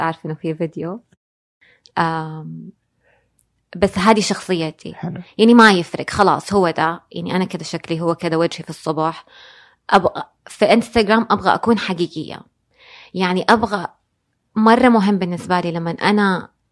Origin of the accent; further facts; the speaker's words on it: Jeddah, Makkah Province, Saudi Arabia; also born or lived in Dubai / New York; إحنا في الحجاز أو في جدة بالذات